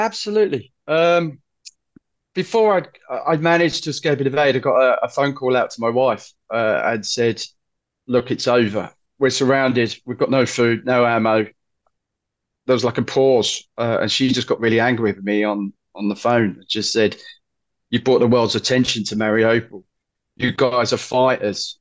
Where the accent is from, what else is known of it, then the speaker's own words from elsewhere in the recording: London, United Kingdom; I said, "London."